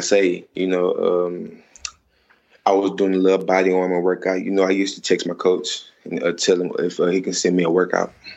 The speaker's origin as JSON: {"language": "English", "region": "Texas", "country": "United States", "said": "I'm from Texas"}